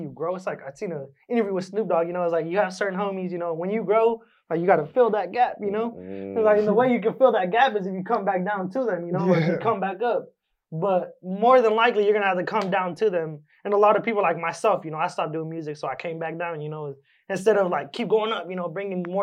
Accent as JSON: {"language": "English", "town": "Lindsay", "region": "California", "country": "United States", "said": "I'm from Lindsay."}